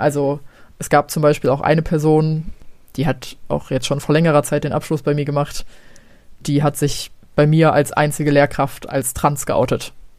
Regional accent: Gelsenkirchen, North Rhine-Westphalia, Germany; moved away; ich komme aus Gelsenkirchen ursprünglich

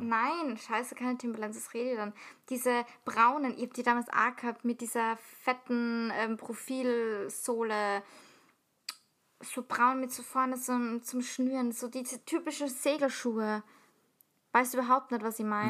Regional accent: Salzburg, Austria; ich komme aus Salzburg

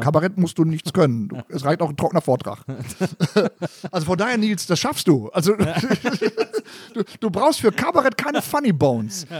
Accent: Gelsenkirchen, North Rhine-Westphalia, Germany; ich komme aus dem Stadtteil gegenüber vom Stadion. Es gibt ja, einen Stadtteil, der heißt Schalke

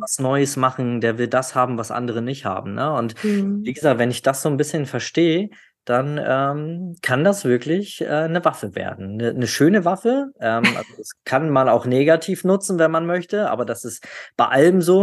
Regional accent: the North, Northern Germany, Germany; Also ich komme ja aus dem Norden

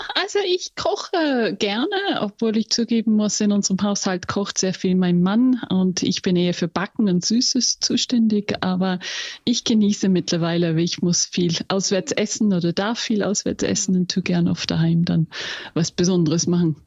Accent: England, United Kingdom; first language English; German is a second language; moved away as an adult; also born or lived in Austria; Wäre nämlich meine Muttersprache. ja, ich bin in England aufgewachsen

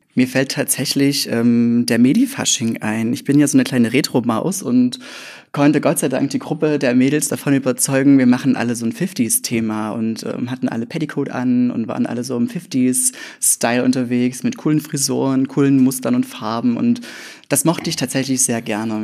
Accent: Leipzig area, Saxony, Germany; moved away as an adult; also born or lived in Grimma; now in Leipzig, Germany; ich komme aus dem Leipziger Umland, also Richtung, Richtung Dresden, ein ganz kleines Pupskaff mit 325,3 EinwohnerInnen

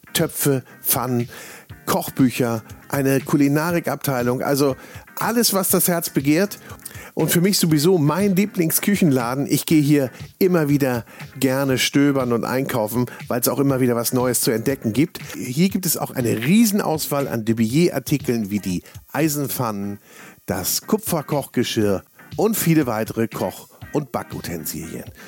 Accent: Northern Germany, Germany; Ich bin Norddeutscher

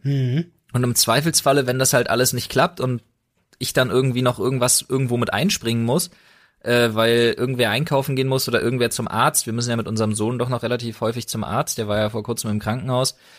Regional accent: Berlin, Germany; moved away as an adult; now in Brandenburg, Germany; ich bin Berliner. Ja ich bin mit einer Brandenburgerin, gebürtigen Brandenburgerin verheiratet. Ich lebe in Brandenburg mittlerweile

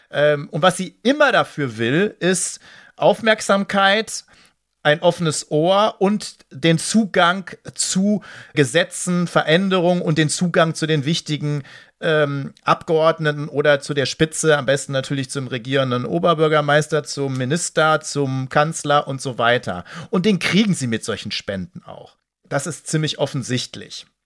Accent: Dortmund, North Rhine-Westphalia, Germany; ich will jetzt gar nicht auf Fußball eingehen, das sollte ich als Dortmunder vielleicht nicht

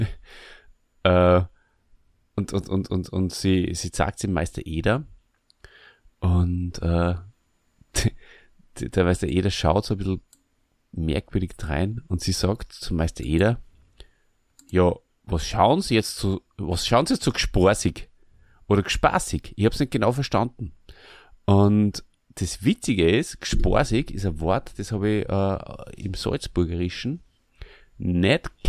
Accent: Burgenland, Austria; Bei uns im Burgenland heißt es gsporsig, wenn jemand äh, ein bisschen ein merkwürdiges Verhalten an den Tag legt

